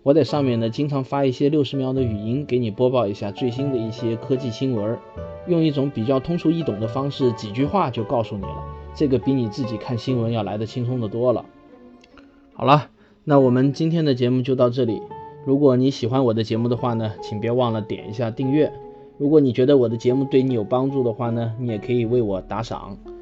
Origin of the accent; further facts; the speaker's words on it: China; 我们中国人